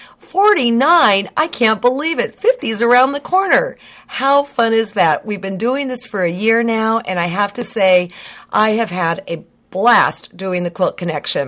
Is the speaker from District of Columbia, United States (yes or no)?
no; Livermore, California, United States; my hometown, Livermore